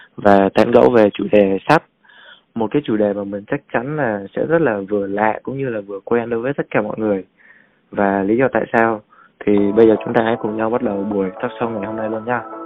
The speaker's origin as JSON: {"language": "Vietnamese", "country": "Vietnam", "said": "nước mình cụ thể là người Việt Nam mình"}